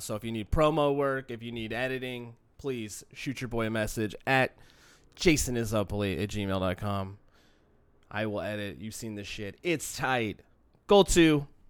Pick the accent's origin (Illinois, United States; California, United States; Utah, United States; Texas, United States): California, United States; Long Beach; you grow up in the shadow of the city of L A, where I'm from, in Long Beach